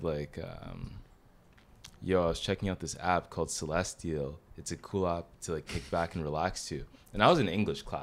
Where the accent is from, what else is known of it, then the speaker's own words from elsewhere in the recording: Ottawa, Ontario, Canada; I'm also from Ottawa, Ontario, in Canada as well.